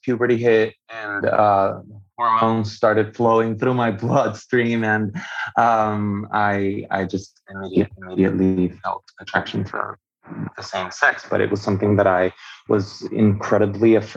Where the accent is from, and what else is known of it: Venezuela; born or raised there; first language Spanish; English is a second language; also born or lived in Miami; now in Atlanta, United States